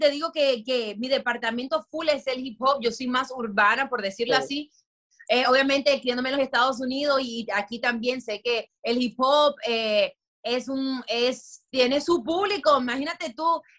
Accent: Dominican Republic; nos vemos diferentes venimos de diferentes partes, tenemos diferentes visiones, pero todos somos dominicanos, todos somos latinos y eso es lo chévere.

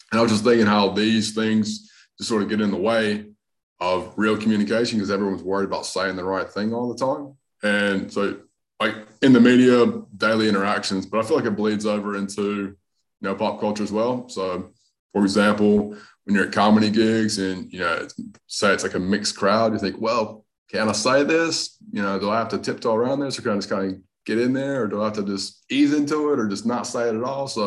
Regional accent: North Carolina, United States; accent: hybrid Southern Australian; also born or lived in Australia; So I'm uh, from I'm from North Carolina, but most people, most of the comics know I got a bit of an accent. So I lived in Australia for a long time, about, about 12 years.

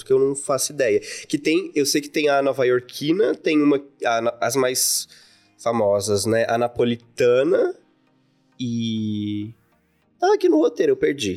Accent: interior of Santa Catarina, Brazil; now in São Paulo, Brazil; Eu, eu vim do, do interior de Santa Catarina

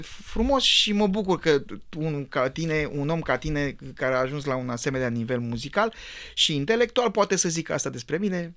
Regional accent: Bucharest, Romania; eu am copilărit în Pantelimon

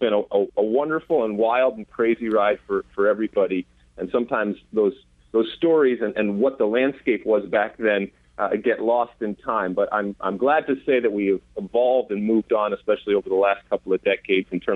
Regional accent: Michigan, United States; moved away as an adult; also born or lived in New Jersey; I'm from Michigan, but I sure didn't grow up on a farm

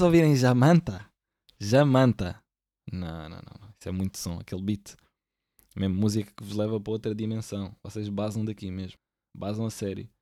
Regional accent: Lisbon, Portugal; eu aqui sou do Benfica, mas porquê? Porque eu nasci cá

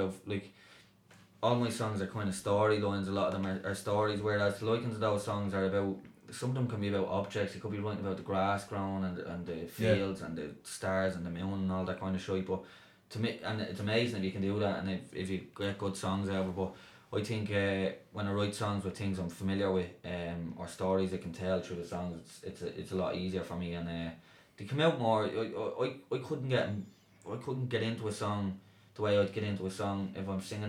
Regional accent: Dublin, Leinster, Ireland; I grew up just off Dorset Street there, Smithfield there, between Smithfield and Dorset Street

